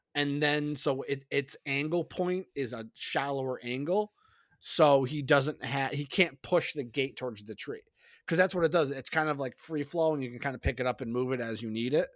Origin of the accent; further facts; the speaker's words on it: Springfield, Massachusetts, United States; me growing up in Springfield